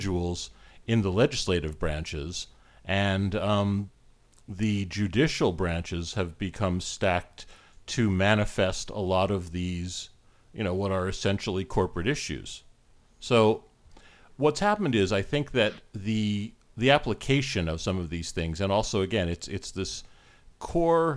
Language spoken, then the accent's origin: English; United States; now in Canada; I was born and raised in the US